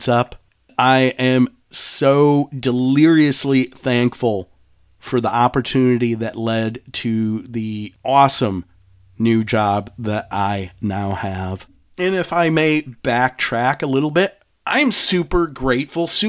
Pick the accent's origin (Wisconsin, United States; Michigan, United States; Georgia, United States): Michigan, United States; Detroit; moved away as an adult; now in Charlotte, United States; I love my hometown of Detroit.